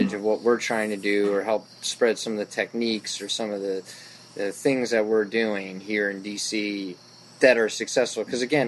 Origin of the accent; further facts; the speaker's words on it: Bethesda, Maryland, United States; I grew up in Bethesda